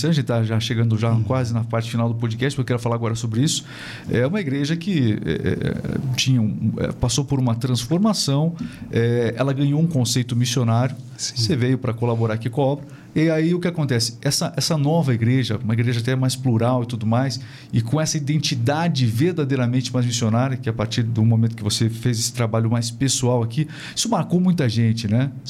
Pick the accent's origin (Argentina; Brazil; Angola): Angola; Camaninha; Eu nasci, eu nasci em Angola e cresci num